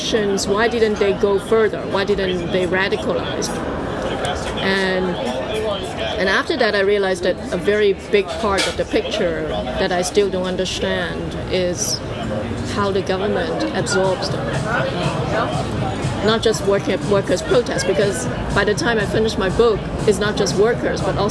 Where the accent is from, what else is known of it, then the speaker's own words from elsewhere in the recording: Hong Kong; moved away as an adult; now in United States; I was born in Hong Kong, I was raised in Hong Kong, I went to the US for my graduate studies, and I'm now based in the US